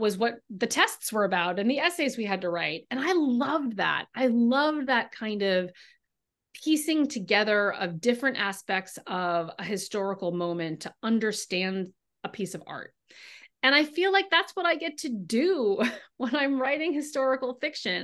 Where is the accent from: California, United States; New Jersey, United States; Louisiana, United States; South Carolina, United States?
California, United States; now in Boston, United States; I grew up in California